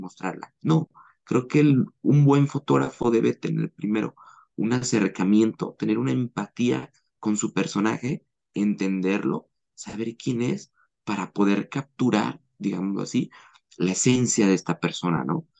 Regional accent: Mexico; also born or lived in Guadalajara, Jalisco; soy mexicano, vivo en Guadalajara, Jalisco

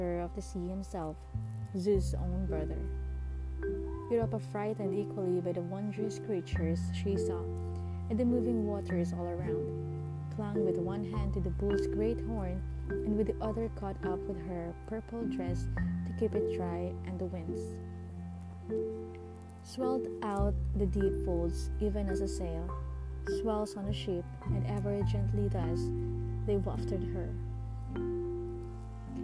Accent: Philippines; I'm from Asia. I am from the Philippines

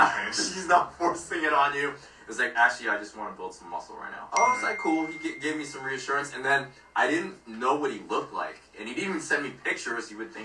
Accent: Philippines; because we're both Filipino.

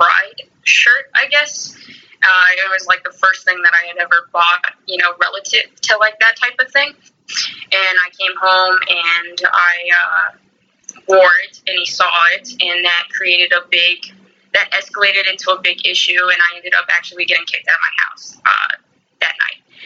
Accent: Florida, United States; moved away as an adult; also born or lived in Costa Rica / North Carolina; I was born in Florida. I lived here for about 19 years, and then I moved out of the country

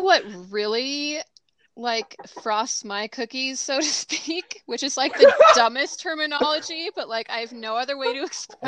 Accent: Southern California, United States; moved away; I'm originally from Southern California

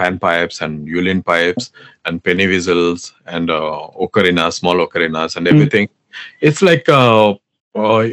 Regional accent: Andhra Pradesh, India; first language Telugu; English is a second language; my mother tongue is Telugu, basically. I'm from Andhra Pradesh

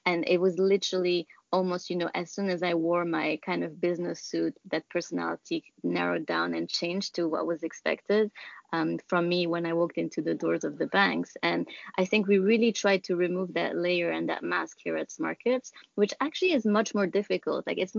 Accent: Lebanon; moved away; also born or lived in Germany / Nigeria; I came over from Lebanon, where I'm originally from. But before that, I lived in Germany, Nigeria.

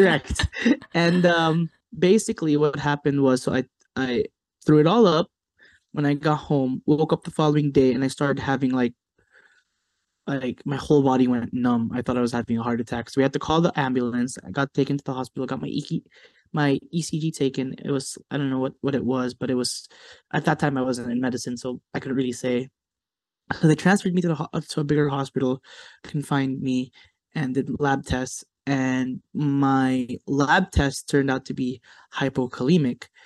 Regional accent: United States; growing up in America

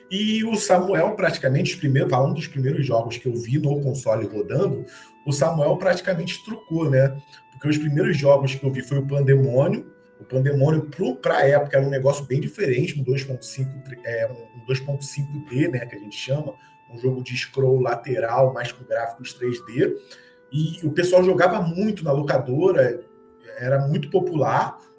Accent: Baixada Fluminense, Rio de Janeiro, Brazil; eu sou carioca, fui criado na Baixada Fluminense, que é na região mais metropolitana aqui do Rio

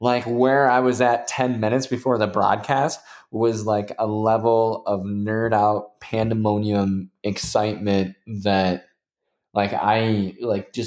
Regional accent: Indiana, United States; I'm from Indiana

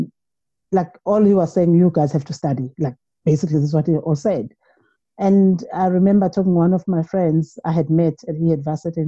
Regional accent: KwaZulu-Natal, South Africa; I am from KwaZulu-Natal.

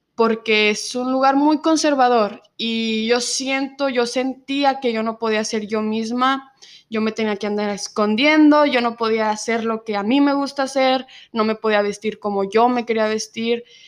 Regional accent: Zacatecas, Mexico; first language Spanish; moved away as an adult; now in United States

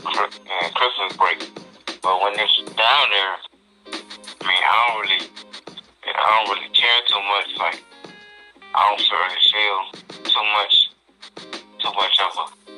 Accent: Baton Rouge, Louisiana, United States; moved away as an adult; I'm from Baton Rouge, Louisiana.

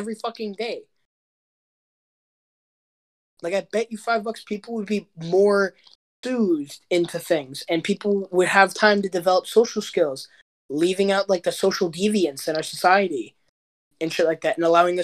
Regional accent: United States; being an American

